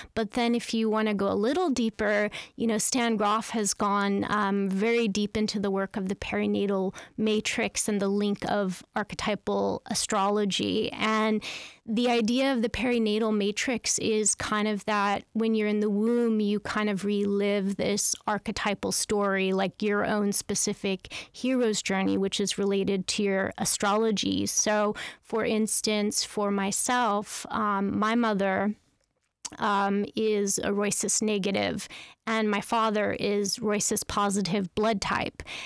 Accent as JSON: {"language": "English", "town": "Carnation", "region": "Washington", "country": "United States", "tie": "born or raised there", "said": "I grew up in Carnation, Washington, which is a very small farm town outside of, uh, Seattle, Washington."}